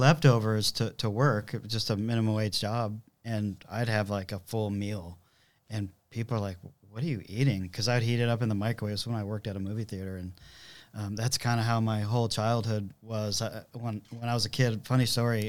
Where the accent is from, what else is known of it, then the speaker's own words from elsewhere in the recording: Southern California, United States; moved away as an adult; also born or lived in San Diego; now in Texas, United States; I grew up in Southern California pretty much my whole life